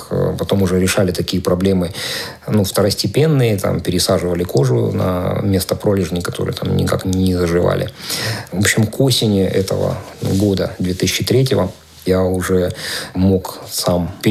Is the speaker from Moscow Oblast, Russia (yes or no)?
no; Maykop, Adygea, Russia; которую собирали мои земляки, там, мои одноклассники, однокурсники в моем родном городе, в Майкопе.